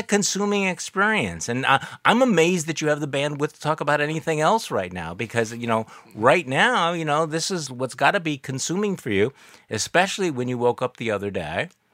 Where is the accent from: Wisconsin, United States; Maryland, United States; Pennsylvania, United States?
Wisconsin, United States; my home state